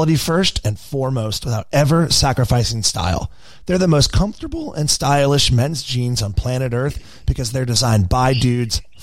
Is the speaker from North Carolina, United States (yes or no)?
yes; Charlotte, North Carolina, United States; I'm from Charlotte